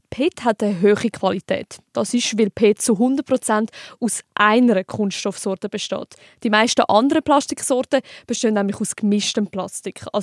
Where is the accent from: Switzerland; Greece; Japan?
Switzerland; bei uns in der Schweiz